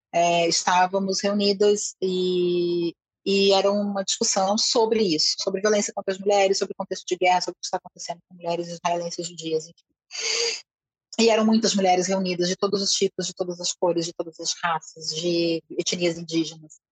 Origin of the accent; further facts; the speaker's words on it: Brazil; eu sou brasileira